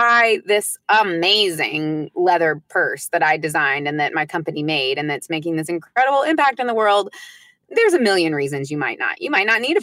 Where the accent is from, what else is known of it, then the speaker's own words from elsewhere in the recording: United States; first language English; I'm American. I speak English as my first language